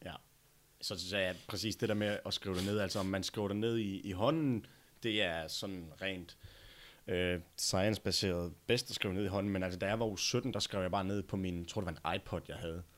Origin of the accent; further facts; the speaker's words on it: Denmark; also born or lived in United States; jeg flyttede tilbage fra USA til Danmark